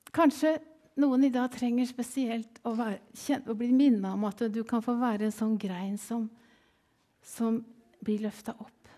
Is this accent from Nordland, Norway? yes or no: no; Kvelde, Vestfold, Norway; moved away as an adult; also born or lived in Kenya / Sweden; jeg kommer ifra Kvelde